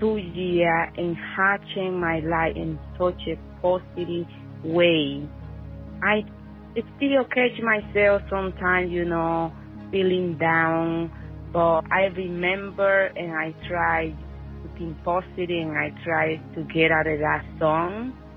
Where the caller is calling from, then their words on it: Long Island, New York, United States; I'm calling from Long Island, New York.